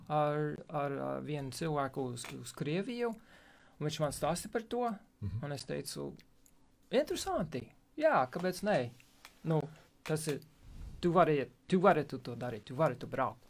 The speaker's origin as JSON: {"language": "Latvian", "region": "West Virginia", "country": "United States", "second_language": "Latvian", "moved": "as an adult", "lives_now": "Latvia", "said": "es esmu no Rītuma Virģīnijas."}